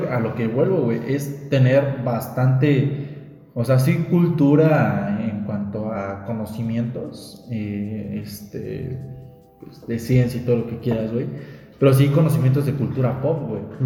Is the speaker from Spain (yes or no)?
no; Mexico; siendo mexicanos, sabemos cómo somos